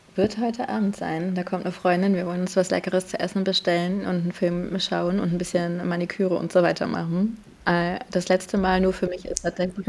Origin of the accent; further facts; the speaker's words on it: Warsaw, Masovian Voivodeship, Poland; moved away; ich bin ja Polin. Ich bin in, po in Warschau geboren